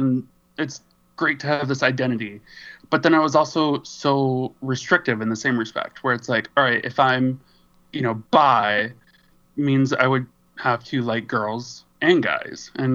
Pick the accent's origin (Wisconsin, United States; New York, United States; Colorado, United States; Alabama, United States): Wisconsin, United States; also born or lived in San Francisco, California; now in Minneapolis, United States; I'm originally from Wisconsin